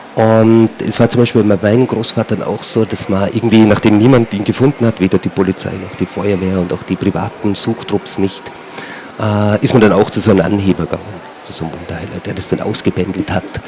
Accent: Alpbach, Tyrol, Austria; ich komme aus Altbach, Tiroler Unterland ist das, äh, Paralleltal zum Zillertal

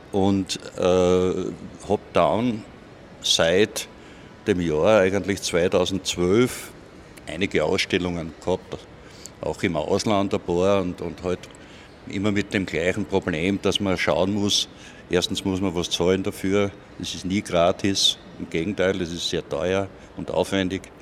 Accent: Irdning, Styria, Austria; Und ich bin aus Irdning.

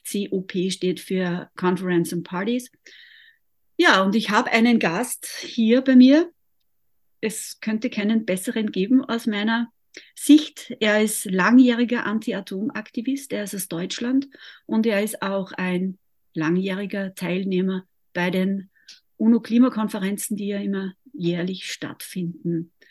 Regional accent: Austria; bei uns in Österreich

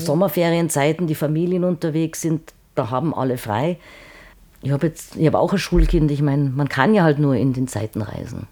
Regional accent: Salzburg, Austria; ich bin äh, Salzburger

